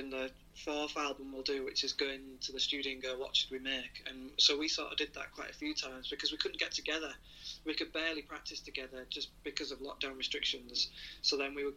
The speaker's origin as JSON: {"language": "English", "town": "Hull", "region": "Yorkshire and the Humber", "country": "United Kingdom", "said": "in 10 years I've never even ventured down south, being from Hull"}